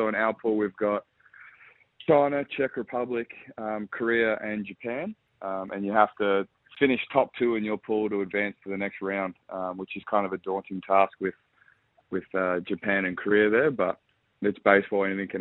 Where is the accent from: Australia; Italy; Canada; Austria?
Australia; Perth, Western Australia; moved away as an adult; now in Adelaide, Australia; I'm from Perth originally, so I grew up in Perth and then made the move to Adelaide 3 years ago.